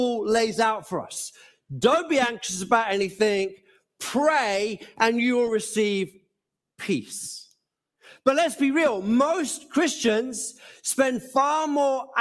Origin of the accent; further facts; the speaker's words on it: Gants Hill, London, United Kingdom; also born or lived in Norwich / Bethnal Green / West Ham / Mumbai; my home growing up in Gansill